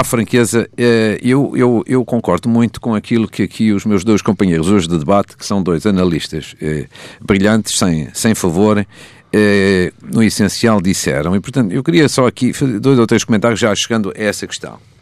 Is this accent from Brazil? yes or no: no; Portugal; moved away; a FAF, que é a minha terra.